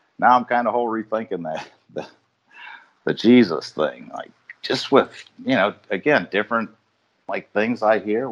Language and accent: English; Ohio, United States; moved away as an adult; also born or lived in Chicago; I grew up in Ohio